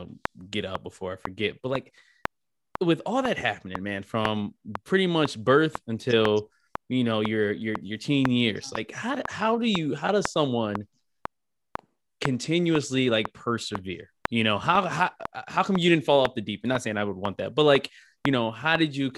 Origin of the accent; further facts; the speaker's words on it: Midwest, United States; I'm from the Midwest.